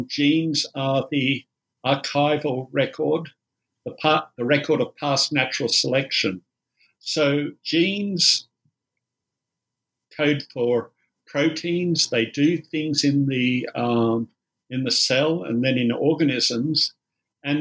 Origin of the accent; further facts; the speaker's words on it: Australia; accent: Australian; I'm an Australian, you might tell from the accent.